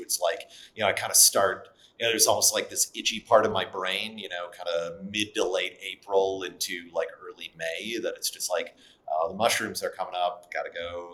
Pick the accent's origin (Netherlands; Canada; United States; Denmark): United States; Wisconsin; I grew up in Wisconsin